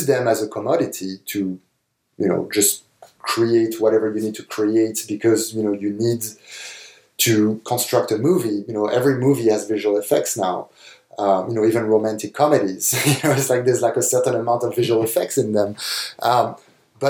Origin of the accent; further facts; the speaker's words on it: France; moved away; when I was growing up in France